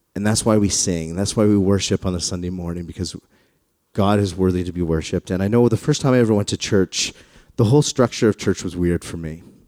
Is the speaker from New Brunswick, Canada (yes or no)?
no; Calgary, Alberta, Canada; I grew up in the West. I grew up in, in Calgary.